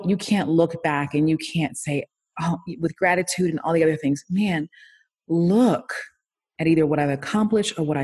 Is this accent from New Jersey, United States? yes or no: no; Miami, Florida, United States; I'm from Miami. So I'm from South Florida